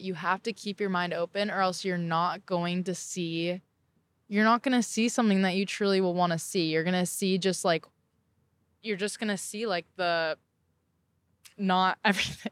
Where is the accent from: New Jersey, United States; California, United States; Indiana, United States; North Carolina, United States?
California, United States; Orange County; moved away as an adult; now in Charleston, United States